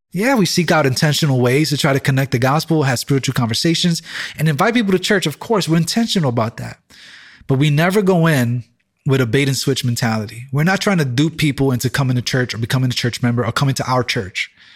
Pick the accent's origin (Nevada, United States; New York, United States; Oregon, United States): New York, United States; New York City; first language English; I'm from this community